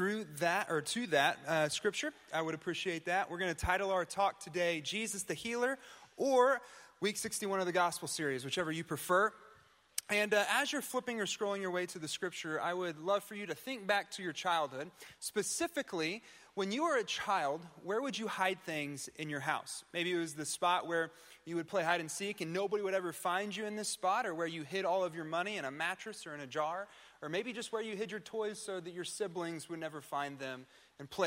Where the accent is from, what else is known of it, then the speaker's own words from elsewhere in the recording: Tulsa, Oklahoma, United States; I'm from the Tulsa area